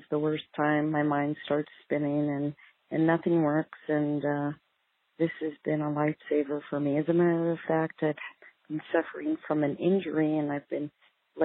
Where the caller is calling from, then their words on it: Tucson, Arizona, United States; I'm calling from Tucson, Arizona